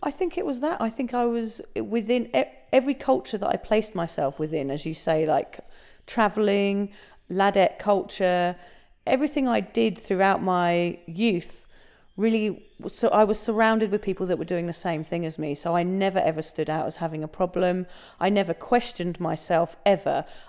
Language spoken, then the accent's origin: English; England, United Kingdom; now in Australia; I'm, I'm originally from England, as you can tell, but we're obviously recording this in Australia